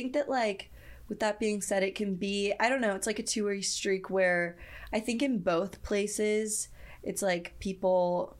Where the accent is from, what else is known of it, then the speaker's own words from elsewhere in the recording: San Diego, California, United States; No, I grew up in San Diego.